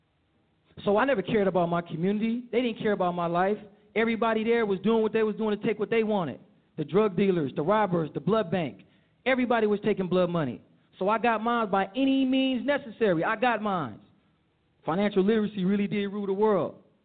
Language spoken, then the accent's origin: English; Oakland, California, United States; I grew up in Oakland, California, with my mother and members